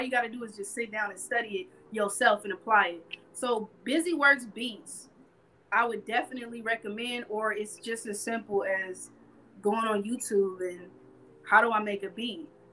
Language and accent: English; Carson, California, United States; also born or lived in Hollywood, California; I'm originally from Carson, California. I've been living here in Hollywood.